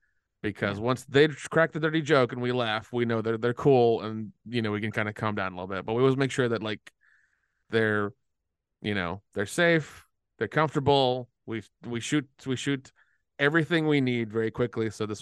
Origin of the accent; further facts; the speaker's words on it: Tennessee, United States; Yeah. I'm from Tennessee, unfortunately.